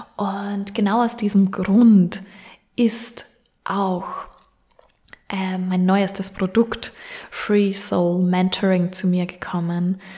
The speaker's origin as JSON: {"language": "German", "country": "Austria", "tie": "born or raised there", "moved": "yes", "lives_now": "Vienna, Austria", "said": "von Wien weg nach Linz, beziehungsweise von meinem Heimatort nach Linz, ist es jeweils circa eine gute Stunde"}